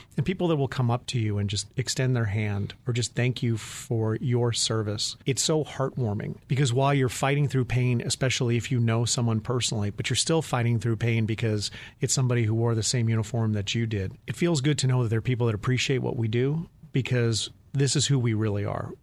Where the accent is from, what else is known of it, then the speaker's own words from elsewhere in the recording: Phoenix, Arizona, United States; in my hometown as a Phoenix police officer